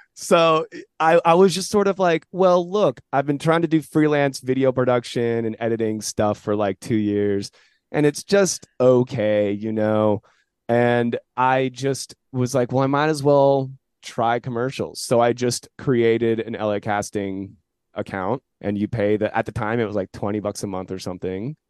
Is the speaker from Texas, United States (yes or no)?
no; San Jose, California, United States; Born and raised in San Jose.